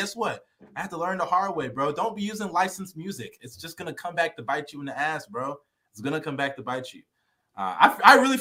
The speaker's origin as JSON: {"language": "English", "town": "Houston", "region": "Texas", "country": "United States", "said": "I'm from Houston"}